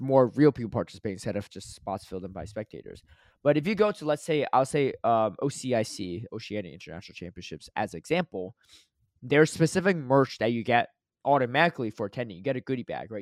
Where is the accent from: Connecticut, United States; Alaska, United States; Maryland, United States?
Connecticut, United States; moved away; I grew up in Connecticut, and my 16 years of growing up there